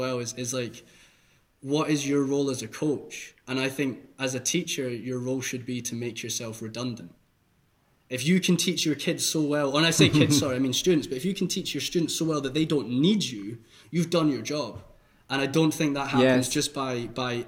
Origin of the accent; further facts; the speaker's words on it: Scotland, United Kingdom; moved away as an adult; now in Hamburg, Germany; I'm from Scotland and I sound really weird.